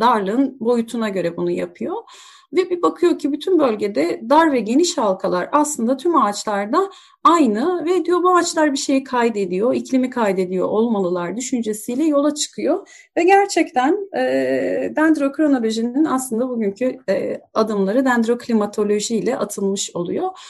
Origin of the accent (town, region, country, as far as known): Turkey